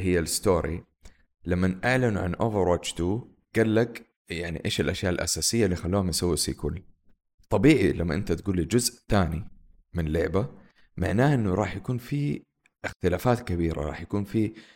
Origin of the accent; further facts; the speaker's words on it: Saudi Arabia; عندنا في السعودية